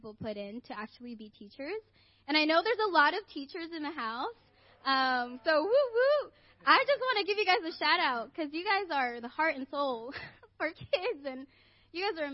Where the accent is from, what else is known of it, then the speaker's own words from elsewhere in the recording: Riverside, California, United States; also born or lived in Philippines; I was born in the Philippines, and my family and I immigrated here in the U.S. in 2003. I mostly grew up in Riverside. We moved there when I was in fourth grade